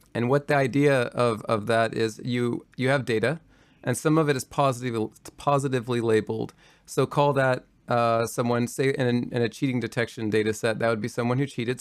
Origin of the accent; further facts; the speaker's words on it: Kentucky, United States; moved away; I'm from rural Kentucky. Uh, I grew up in Kentucky